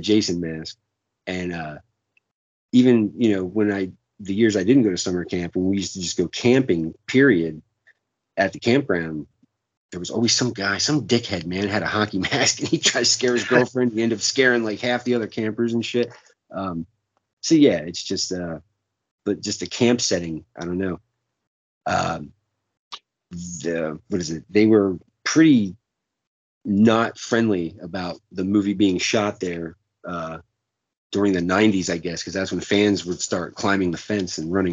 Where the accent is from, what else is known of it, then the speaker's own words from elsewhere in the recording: New Jersey, United States; I'm from New Jersey